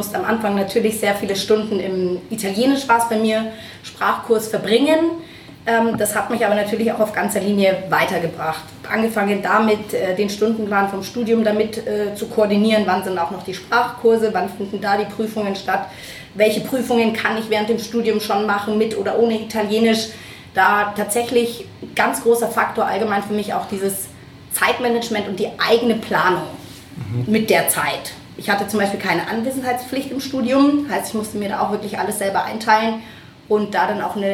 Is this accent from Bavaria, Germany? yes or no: yes; Munich, Bavaria, Germany; bin ein Münchner Kindle, trifft man ja auch nicht mehr ähm, so häufig